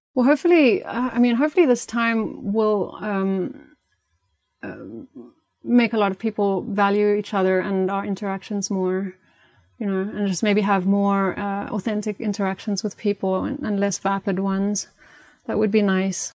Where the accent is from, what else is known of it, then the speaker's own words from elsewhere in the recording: South Africa; moved away as an adult; growing up in South Africa had a massive impact, and living my, most of my life there, I still go back a lot